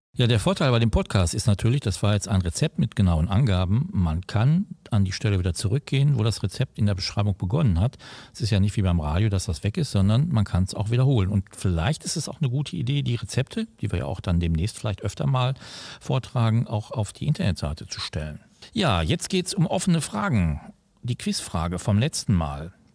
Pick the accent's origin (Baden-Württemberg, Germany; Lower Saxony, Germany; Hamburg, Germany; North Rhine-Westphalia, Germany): North Rhine-Westphalia, Germany; Gelsenkirchen; ich komme ja aus der Feldmark, das ist ja auch äh, ein Stadtteil